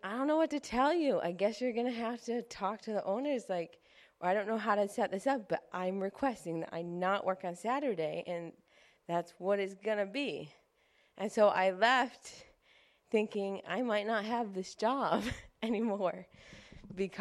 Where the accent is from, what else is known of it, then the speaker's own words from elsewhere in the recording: Clarence, New York, United States; I grew up in Clarence